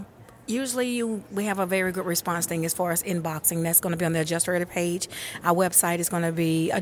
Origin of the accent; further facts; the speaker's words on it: Mobile, Alabama, United States; I'm from Mobile, Alabama.